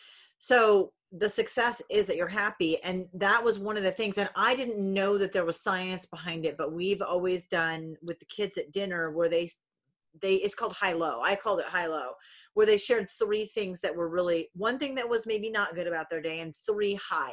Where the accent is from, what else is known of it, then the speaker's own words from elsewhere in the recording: Rhode Island, United States; I'm originally from Rhode Island. My grandma's in New Hampshire. Yeah, I am. Yeah, we're New Englanders.